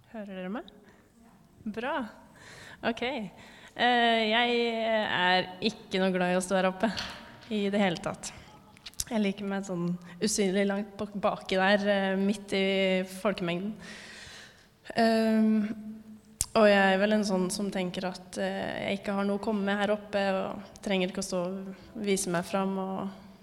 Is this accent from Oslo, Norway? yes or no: no; Fredrikstad, Østfold, Norway; moved away as an adult; now in Trondheim, Norway; jeg har vokst opp i Fredrikstad frikirke. Og kom hit sammen med min mann i 2022, sommeren 2022, altså til Trondheim frikirke